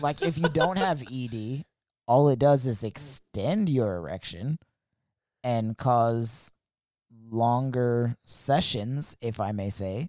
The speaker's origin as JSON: {"language": "English", "country": "United States", "tie": "born or raised there", "said": "I grew up in America"}